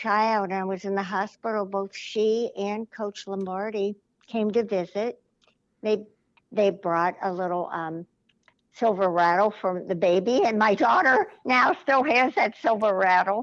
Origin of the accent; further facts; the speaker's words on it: Cincinnati, Ohio, United States; moved away as an adult; also born or lived in Green Bay, Wisconsin; I'm from Cincinnati